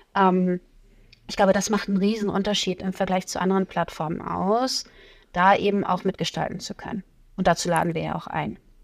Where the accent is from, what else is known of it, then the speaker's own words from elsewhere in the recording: Plön, Schleswig-Holstein, Germany; moved away as an adult; now in Hamburg, Germany; ich komme aus Schleswig-Holstein, nicht ganz weit weg von euch